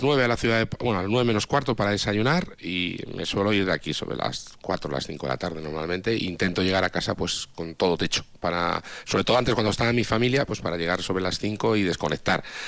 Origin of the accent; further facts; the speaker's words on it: Altea, Valencian Community, Spain; moved away; gente de, mi pueblo